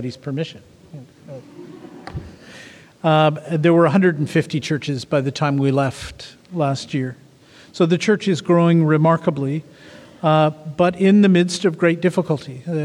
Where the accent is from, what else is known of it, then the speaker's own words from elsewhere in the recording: Canada; I come from Canada, where we have two languages, and we fight about those